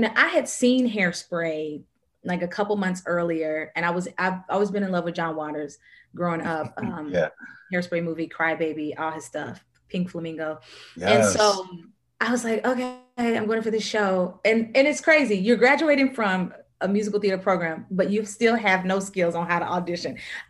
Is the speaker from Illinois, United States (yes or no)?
no; Nashville, Tennessee, United States; Nashville, Tennessee.